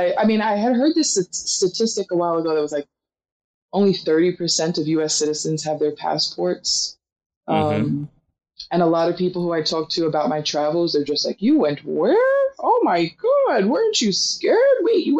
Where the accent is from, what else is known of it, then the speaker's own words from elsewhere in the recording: Queens, New York, United States; And so when I was young, my dad used to take me and my little sister. We grew up in Queens